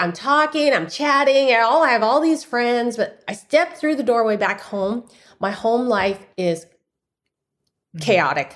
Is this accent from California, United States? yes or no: yes; San Francisco, California, United States; My father is a busboy in a noodle shop, and I was born in San Francisco Chinatown